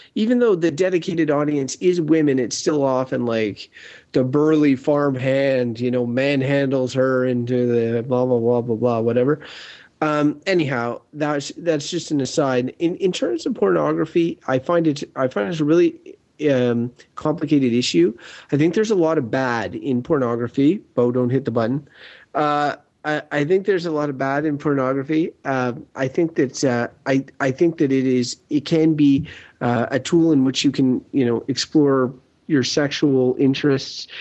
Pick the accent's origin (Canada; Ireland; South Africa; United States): Canada; Wakefield, Quebec; I grew up in Wakefield, small village